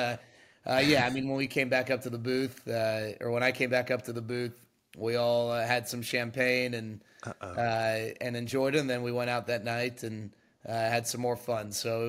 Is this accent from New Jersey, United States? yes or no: no; Dallas, Texas, United States; for me, it's a little extra special growing up in Dallas and growing up a diehard Rangers fan.